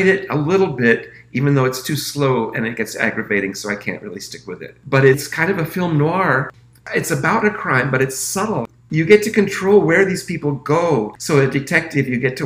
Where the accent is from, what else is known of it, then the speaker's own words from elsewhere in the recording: United States; I'm an American